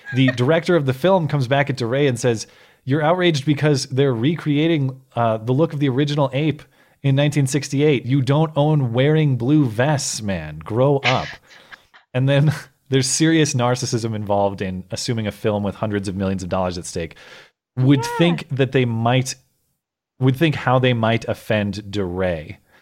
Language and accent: English; Minnesota, United States; I was born in Minnesota